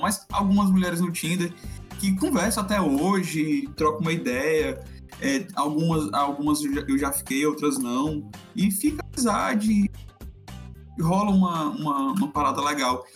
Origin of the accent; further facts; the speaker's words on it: Fortaleza, Ceará, Brazil; falo de Fortaleza, nós dois somos de Fortaleza